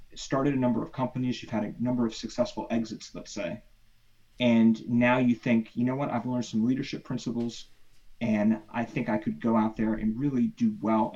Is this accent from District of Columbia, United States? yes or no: yes; Washington, District of Columbia, United States; now in California, United States; based out East Coast, DC area